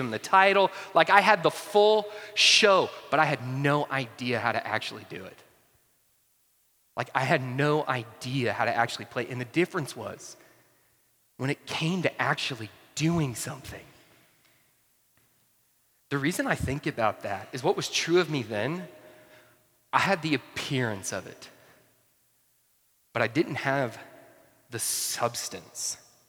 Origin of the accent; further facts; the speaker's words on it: North Georgia, United States; also born or lived in Atlanta; I grew up in North Georgia